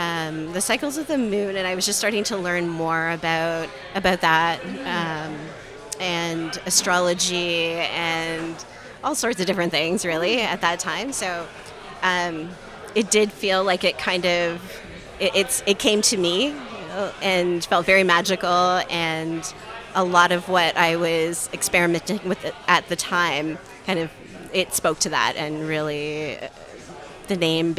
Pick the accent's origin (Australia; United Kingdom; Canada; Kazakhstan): Canada; Toronto, Ontario; moved away as an adult; also born or lived in Kitchener-Waterloo region, Ontario; now in Kitchener, Canada; So Toronto is my hometown. Okay. Yeah. I was born and raised in Scarborough.